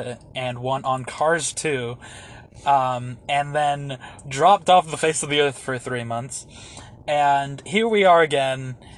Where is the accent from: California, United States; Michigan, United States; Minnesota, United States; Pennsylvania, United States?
Pennsylvania, United States; also born or lived in Orlando, Florida / Butte, Montana; I was born in Orlando, Florida. I lived in Pennsylvania for most of my life. Because of financial reasons, when I had gotten out of high school, I had to live with my father who was living in Montana